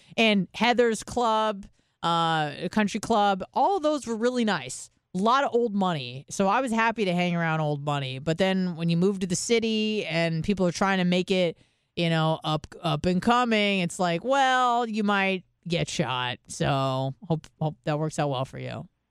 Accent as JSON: {"language": "English", "town": "San Diego", "region": "California", "country": "United States", "said": "I'm from San Diego"}